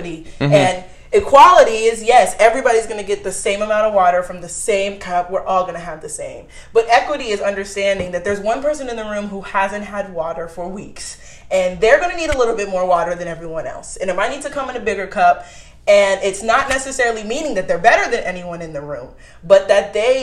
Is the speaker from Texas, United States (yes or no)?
yes; Houston, Texas, United States; moved away as an adult; now in San Antonio, United States; I'm from Houston, Texas